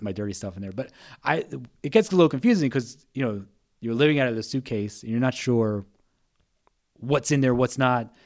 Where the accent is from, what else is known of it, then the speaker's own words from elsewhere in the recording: New Jersey, United States; I'm from New Jersey.